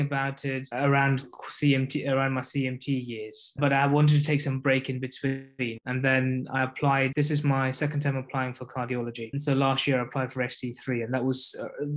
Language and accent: English; London, United Kingdom; moved away; I am from East London myself